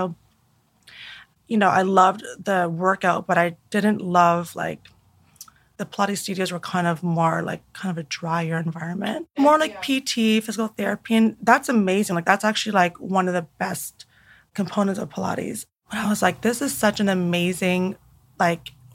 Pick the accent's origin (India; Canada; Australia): Canada; moved away; I was still living in Canada. So I'm Canadian